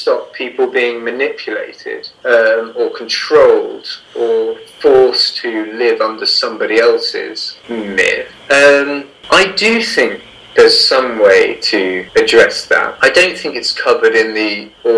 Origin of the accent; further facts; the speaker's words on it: England, United Kingdom; accent: English; my English accent